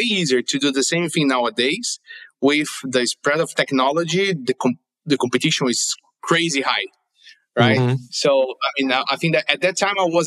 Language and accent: English; Brazil; moved away as an adult; now in Orlando, United States; I'm originally from Brazil, but I've been living here in Florida since 2014.